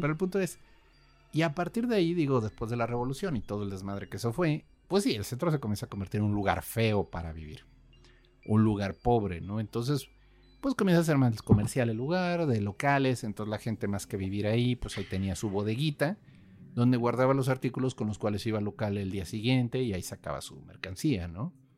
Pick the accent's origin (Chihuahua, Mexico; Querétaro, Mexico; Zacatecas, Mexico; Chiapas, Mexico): Querétaro, Mexico; yo crecí en Querétaro